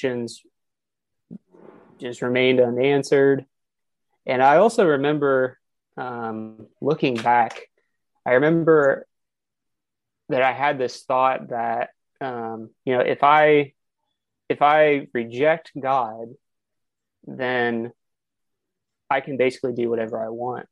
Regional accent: Kansas City, Missouri, United States; So, again, I'm from Kansas City.

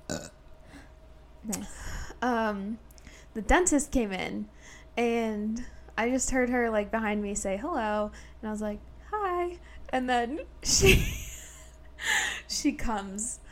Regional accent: South Dakota, United States; moved away as an adult; now in Omaha, United States; I'm from South Dakota. I came here for grad school

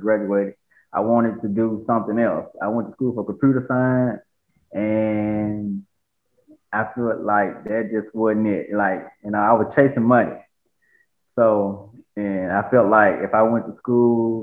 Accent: Batesville, Mississippi, United States; moved away as an adult; also born or lived in Atlanta, Georgia; I'm originally from Batesville, Mississippi. So that's a small town, probably about 45 minutes from Memphis, Tennessee

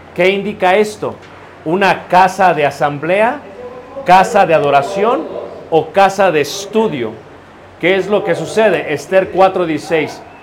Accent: Mexico; como latinos, como mexicanos

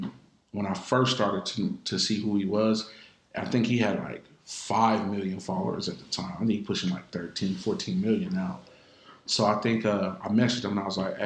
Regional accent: Atlanta, Georgia, United States; I'm from Atlanta. So, I used to work at the Georgia Dome

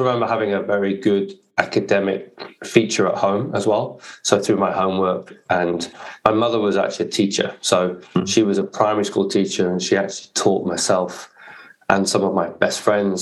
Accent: Warwickshire, West Midlands, United Kingdom; I grew up in the Midlands in the UK. So Warwickshire was the county I grew up in.

